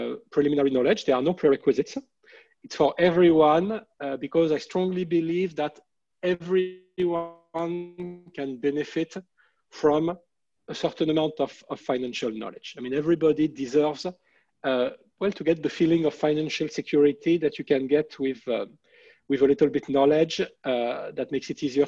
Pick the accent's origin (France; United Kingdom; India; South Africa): France; English is a second language; moved away as an adult; also born or lived in Philadelphia, United States; now in Montreal, Canada; you may be able to tell by listening to my English that I'm from France